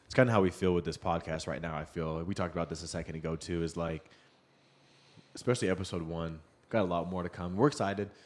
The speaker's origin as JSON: {"language": "English", "town": "Seattle", "region": "Washington", "country": "United States", "tie": "born or raised there", "moved": "yes", "said": "I grew up in Seattle"}